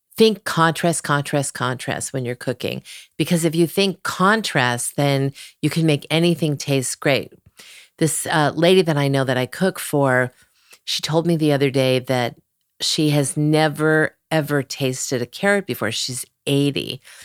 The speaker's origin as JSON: {"language": "English", "town": "Cleveland", "region": "Ohio", "country": "United States", "also_born_or_lived": "Malibu", "moved": "yes", "said": "I was from Cleveland"}